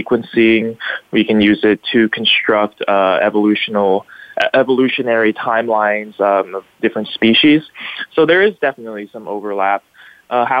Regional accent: Bellevue, Washington, United States; now in Bellingham, United States; I grew up in Bellevue, Washington, spent my whole life there

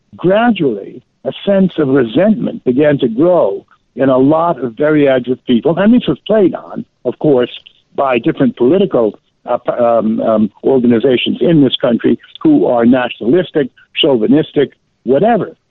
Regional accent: New York, United States; moved away; I have dual citizenship, and I grew up in New York

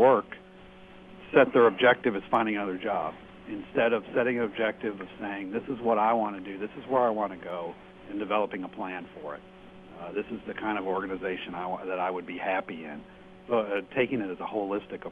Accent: Detroit, Michigan, United States; I'm actually from Detroit

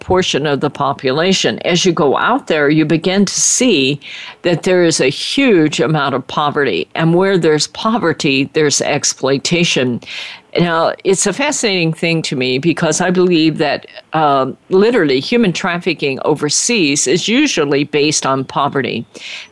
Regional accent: United States; I was born in America

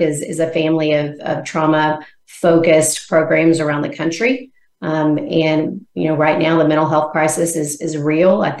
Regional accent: Arkansas, United States; moved away as an adult; also born or lived in Missouri / Arizona; now in Nashville, United States; I'm originally from Arkansas

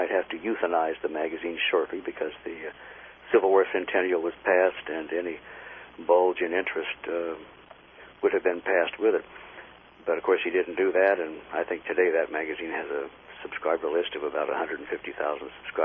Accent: Independence, Missouri, United States; I was born in Independence, Missouri

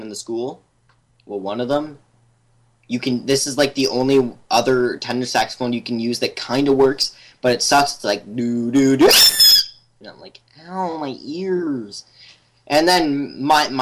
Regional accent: Canada; I'm from Canada

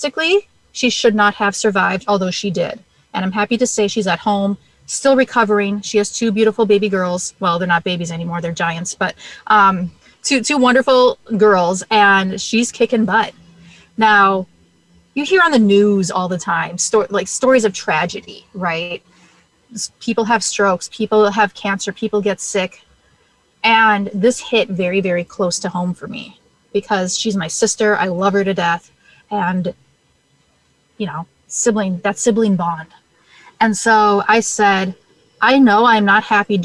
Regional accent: Minnesota, United States; I am born and bred and raised in Minnesota. So we live just outside St. Paul, Minnesota

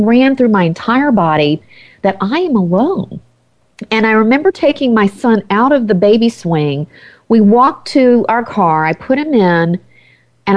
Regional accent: the South, United States; moved away as an adult; I grew up in the South

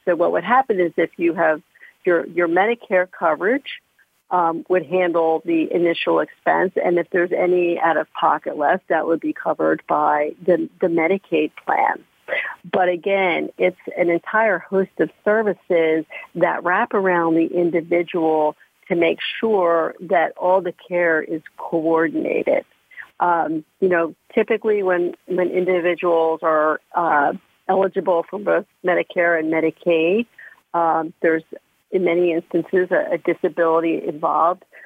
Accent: outside of Philadelphia, Pennsylvania, United States; I grew up outside of Philadelphia

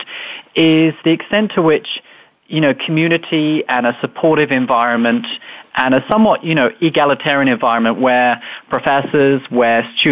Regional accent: United Kingdom; moved away; as you might tell from my accent, I grew up in England, just outside London

